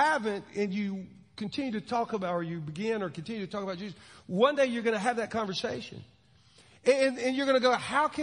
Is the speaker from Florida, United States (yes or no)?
yes; Williston, Florida, United States; I grew up in Williston, Florida